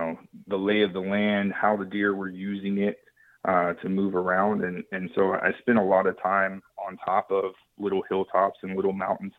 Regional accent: Texas, United States; at least where I was hunting in Oklahoma, as to where I grew up in West Texas.

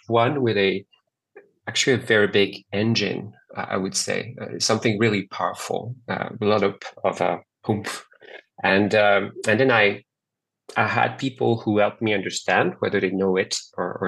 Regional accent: France; now in Montreal, Canada; I was born and raised in France, and I now live in Montreal, Canada.

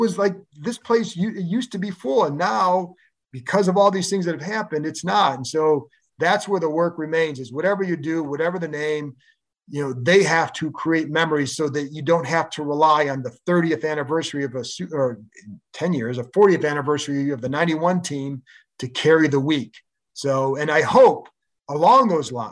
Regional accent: Cleveland, Ohio, United States; moved away; I grew up in Cleveland

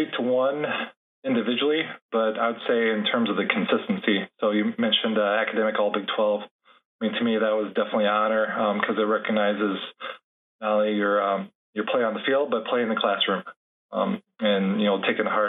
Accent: Fort Dodge, Iowa, United States; now in Minneapolis, United States; So I'm originally from Fort Dodge, Iowa. Digging a little bit deeper, fun fact, grew up initially in close to a small town called Manson, Iowa. Then we moved to the city. To Fort Dodge.

